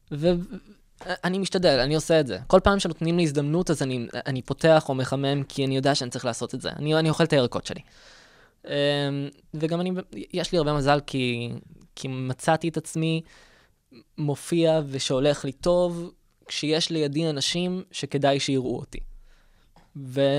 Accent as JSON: {"language": "Hebrew", "town": "Rosh HaAyin", "region": "Central District", "country": "Israel", "tie": "born or raised there", "said": "גדלתי בראש העין."}